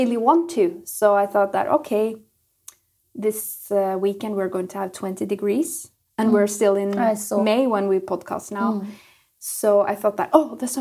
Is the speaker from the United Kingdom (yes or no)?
no; Norway; English is a second language